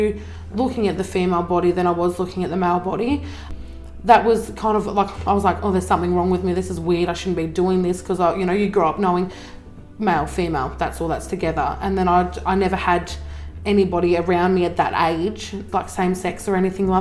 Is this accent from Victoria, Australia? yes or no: no; northwest coast of Tasmania, Australia; also born or lived in Zeehan, Tasmania / Queensland; So I lived in Zeehan until I was about six. Moved up to the northwest coast, lived up here most of my life up until I was about, I think, 13. Lived in Queensland for a couple of years as well, so moved up there when I was 13 up until I was like 17